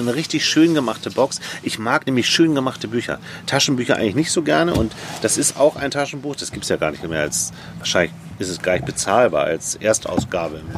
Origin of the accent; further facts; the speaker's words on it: Hamburg, Germany; ich bin in Hamburg aufgewachsen.